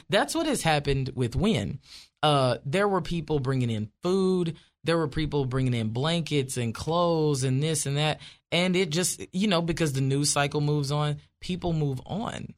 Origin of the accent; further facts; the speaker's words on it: Wynne, Arkansas, United States; moved away as an adult; now in Franklin, United States; I grew up in Ward Four